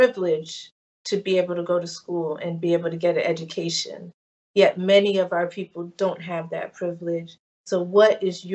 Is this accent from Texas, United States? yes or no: no; Maplewood, New Jersey, United States; this transplant girl who has roots in New Orleans and Ghana, growing up in New Jersey in the 70s